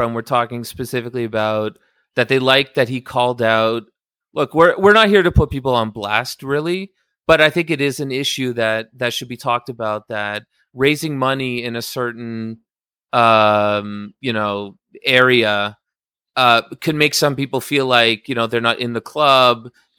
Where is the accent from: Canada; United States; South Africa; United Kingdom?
Canada; I'm a little bit sorry because I'm Canadian.